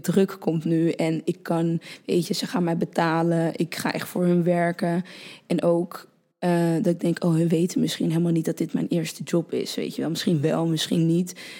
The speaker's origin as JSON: {"language": "Dutch", "town": "Purmerend", "region": "North Holland", "country": "Netherlands", "tie": "born or raised there", "also_born_or_lived": "Utrecht", "said": "Toen ben ik naar Purmerend verhuisd. Toen ben ik eh, ja, gewoon eh, basisschool, middelbare school, et cetera"}